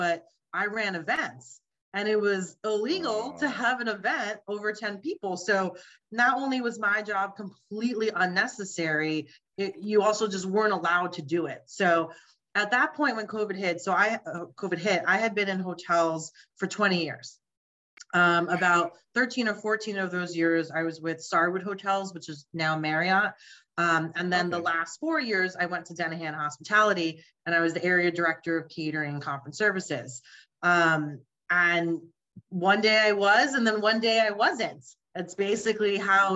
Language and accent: English; New York City, New York, United States; I grew up in Queens, where I currently still live in Queens. So Queens girl all the way